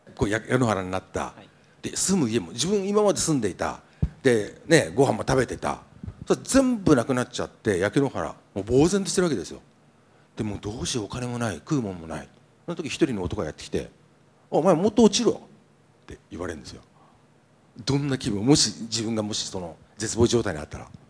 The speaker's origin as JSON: {"language": "Japanese", "region": "Niigata", "country": "Japan", "said": "新潟の作家、まあ、僕もそうです"}